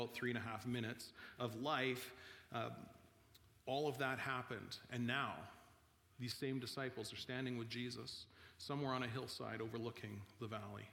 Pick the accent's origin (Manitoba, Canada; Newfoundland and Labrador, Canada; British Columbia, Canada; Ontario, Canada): British Columbia, Canada; Vernon; I'm from Vernon in the Okanagan